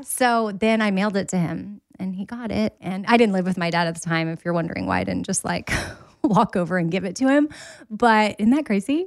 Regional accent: Austin, Texas, United States; moved away; I was born and raised in Austin

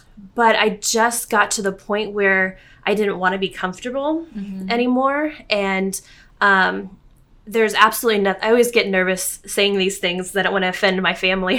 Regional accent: San Antonio, Texas, United States; moved away as an adult; I grew up in San Antonio. We lived in San Antonio. My parents were there, my sister and her family. My husband's family was just down the road, up the road, 3 hours in Houston.

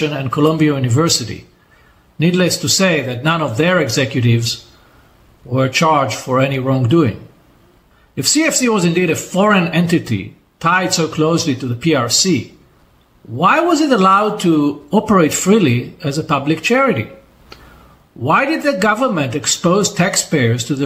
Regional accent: Israel

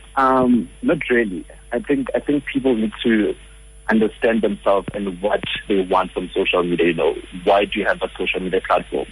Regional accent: Johannesburg, Gauteng, South Africa; I'm a Joburg boy.

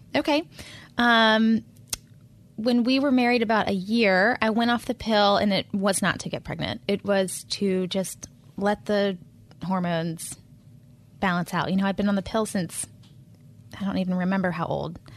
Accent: Charlotte, North Carolina, United States; moved away as an adult; also born or lived in Pennsylvania; I'm a native charlatan, so I was born in Presbyterian Hospital in the eighties

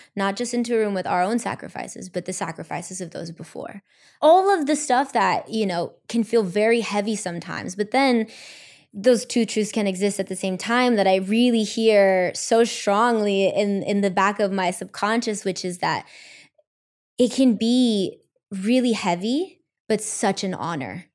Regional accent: Los Angeles, California, United States; I'm Mexican American. I was born and raised here in L

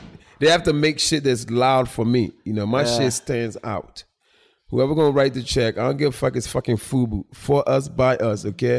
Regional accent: Philadelphia, Pennsylvania, United States; I was raised in Philly, so I would drive to New York and I go to other stores.

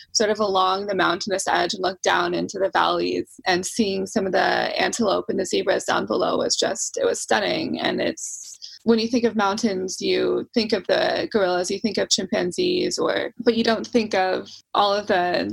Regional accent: the Northwest, Pacific Northwest, United States; I'm from the Northwest in the US

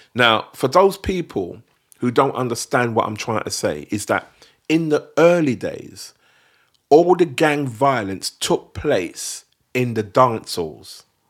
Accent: London, United Kingdom; that's where we were from

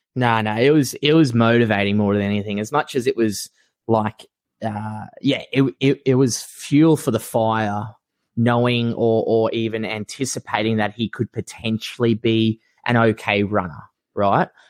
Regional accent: Australia; I'm a diehard Aussie. I love being an Aussie

